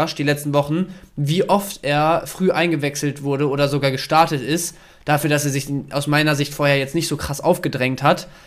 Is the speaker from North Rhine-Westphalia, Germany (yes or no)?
yes; Dortmund, North Rhine-Westphalia, Germany; Und ich als, als Dortmunder wissen wir ja alle, ähm, tut ein bisschen weh